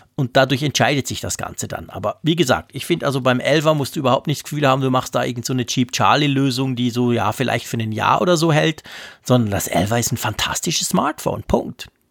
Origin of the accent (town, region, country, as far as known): Switzerland; accent: Swiss German